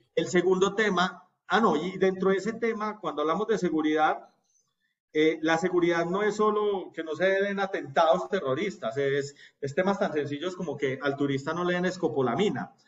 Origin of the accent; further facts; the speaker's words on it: Colombia; nosotros como colombianos